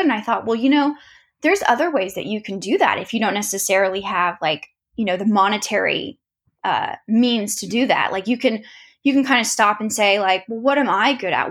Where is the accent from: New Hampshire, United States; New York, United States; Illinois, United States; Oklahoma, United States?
Oklahoma, United States; Tulsa; I grew up in Tulsa